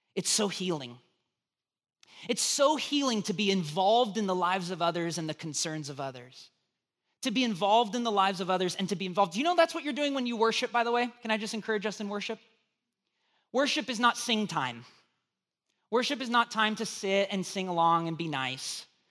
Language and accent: English; United States; being an American